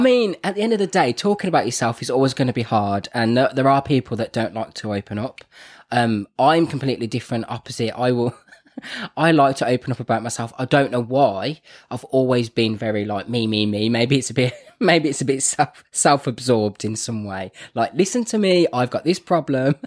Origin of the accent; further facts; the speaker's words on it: Birmingham, West Midlands, United Kingdom; also born or lived in Wolverhampton; I'm from Birmingham, so I say things like Grant and Bath and Path